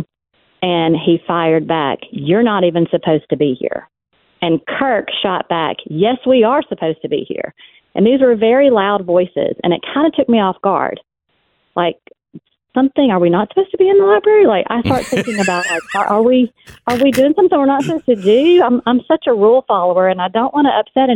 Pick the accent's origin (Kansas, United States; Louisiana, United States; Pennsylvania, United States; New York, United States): Louisiana, United States; West Monroe; my hometown library